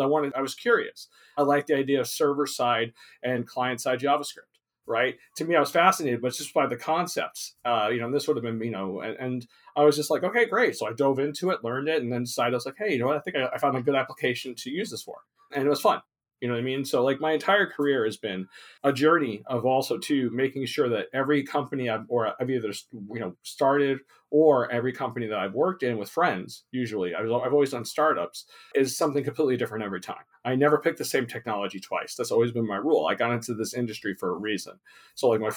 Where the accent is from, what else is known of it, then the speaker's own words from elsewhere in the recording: New York, United States; also born or lived in Long Island / New Hampshire; now in California, United States; I grew up in New York. I was born in Long Island, and I moved to New Hampshire and New England, and then moved to California when I was 24